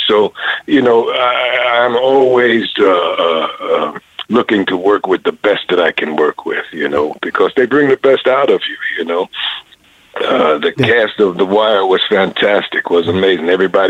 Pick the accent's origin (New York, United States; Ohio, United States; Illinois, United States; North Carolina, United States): New York, United States; Harlem; Born in Harlem. I'm from Harlem, New York.